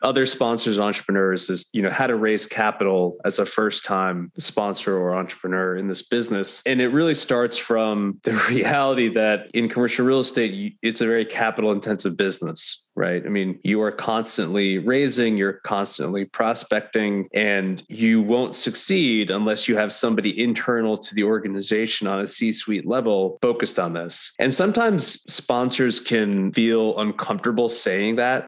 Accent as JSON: {"language": "English", "region": "New York", "country": "United States", "also_born_or_lived": "Connecticut", "moved": "as an adult", "lives_now": "Nashville, United States", "said": "I'm a New Yorker originally"}